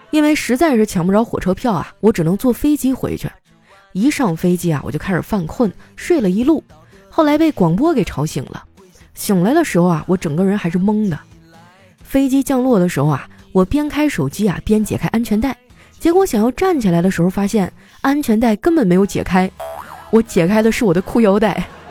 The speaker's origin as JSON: {"language": "Chinese", "region": "Northeast China", "country": "China", "said": "虽然我是个东北人，但是我真的不喜欢冬天"}